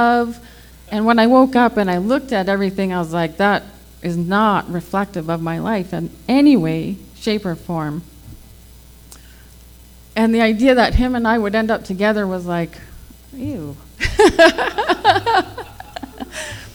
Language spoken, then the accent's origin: English; Fort McMurray, Alberta, Canada; also born or lived in Selkirk, Manitoba; I was born in Selkirk, Manitoba, but I was raised in Fort McMurray, Alberta.